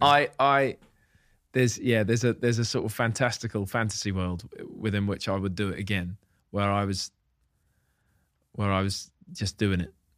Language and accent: English; Hitchin, East of England, United Kingdom; moved away as an adult; living away from Hitchin, my hometown